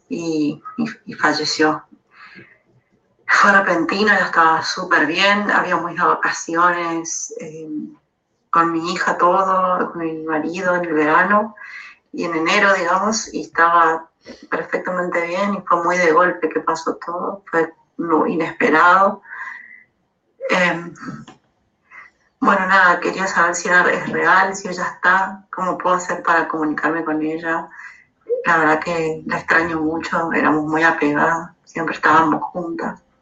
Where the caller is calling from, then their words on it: Argentina; de Argentina.